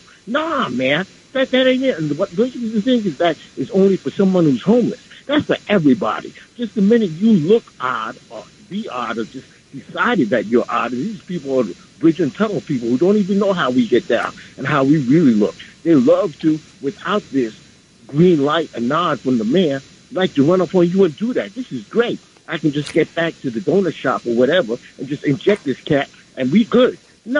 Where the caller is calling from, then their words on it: Bronx, New York, United States; I'm from the Bronx